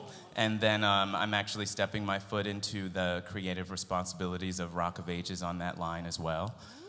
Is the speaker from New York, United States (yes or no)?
yes; Buffalo, New York, United States; I grew up in Buffalo